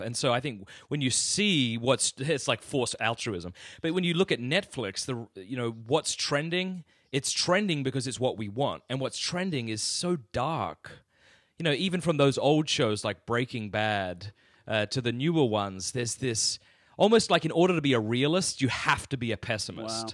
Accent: Australia; moved away as an adult; now in United States; I come from Australia. Yeah, so the deep South, man. Yeah, I was born in Australia

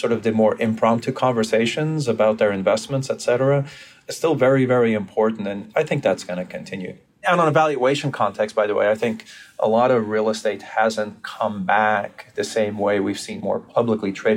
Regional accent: Brazil; moved away; I grew up in Brazil

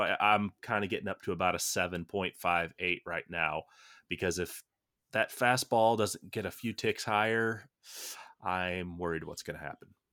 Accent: United States; as an American

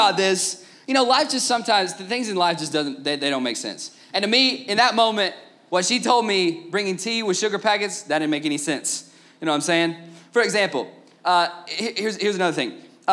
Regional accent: Tennessee, United States; I was born and raised in Tennessee, just north of Georgia

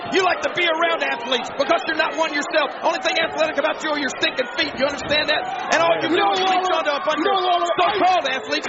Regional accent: Memphis, Tennessee, United States; When I left my hometown of Memphis, Tennessee this morning

